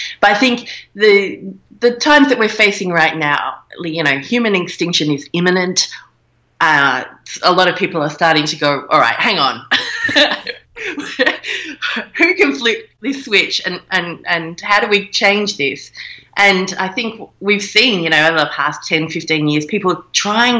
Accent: Australia; being an Australian, so we're a little kind of outpost of England still. We have not a republic here.

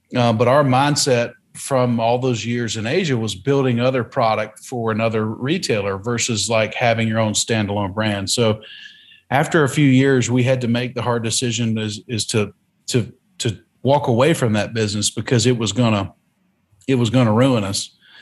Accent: North Carolina, United States; also born or lived in Hong Kong; now in Alamo, Tennessee, United States; the community I was raised in in North Carolina was very similar to the communities we have here in West Tennessee

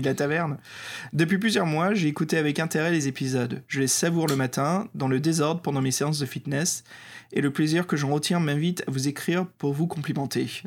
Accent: France; accent: French; avec mon accent français

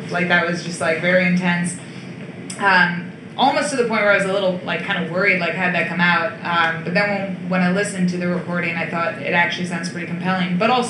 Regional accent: around Albany, upstate New York, United States; I'm from upstate New York around Albany.

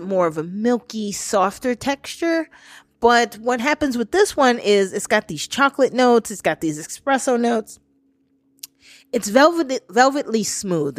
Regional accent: New York, United States; I was born and raised in New York, I got southern based relatives

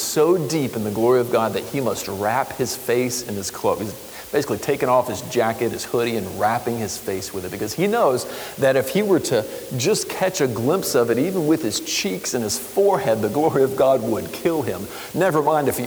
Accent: Florida, United States; I grew up in Florida in hurricane land

